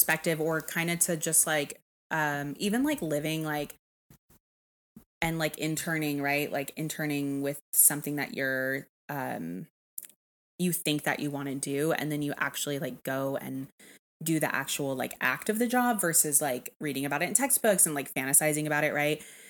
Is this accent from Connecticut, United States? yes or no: no; Texas, United States; moved away; Texas, which is where I'm from